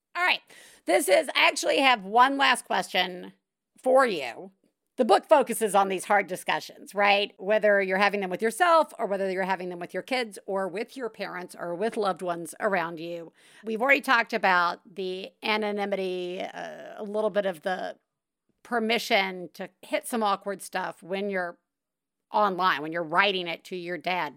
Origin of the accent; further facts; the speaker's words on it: the South, United States; I'm from the South